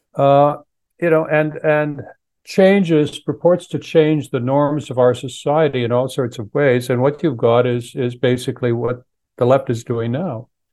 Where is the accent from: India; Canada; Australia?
Canada; now in United States; I'm originally from Canada